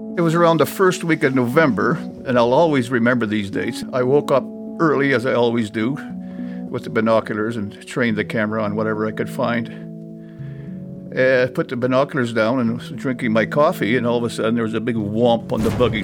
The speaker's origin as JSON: {"language": "English", "town": "Churchill", "region": "Manitoba", "country": "Canada", "tie": "born or raised there", "said": "being born and raised in Churchill and, and having used to the land"}